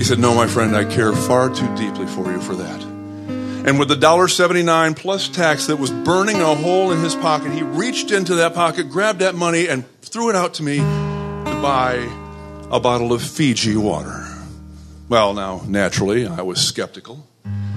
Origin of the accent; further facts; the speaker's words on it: Flint, Michigan, United States; moved away; I'm also a proud native of Flint, Michigan